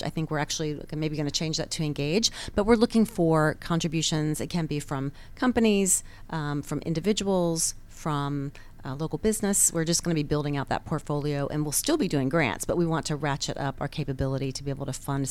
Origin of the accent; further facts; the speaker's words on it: Atlanta, Georgia, United States; also born or lived in North Carolina / Boston; I went from North Carolina as a young child to Boston for about 6-7 years, and then came to the Atlanta area